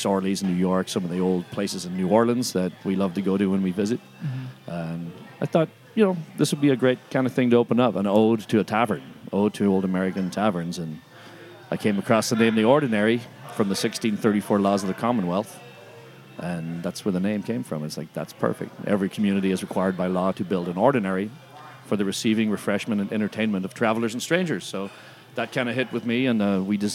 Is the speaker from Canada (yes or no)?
no; Ireland; moved away as an adult; now in Los Angeles, United States; I'm from Ireland originally